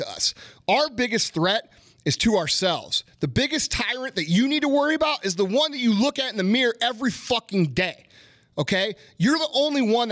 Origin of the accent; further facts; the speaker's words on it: United States; I know America isn't perfect, but I love America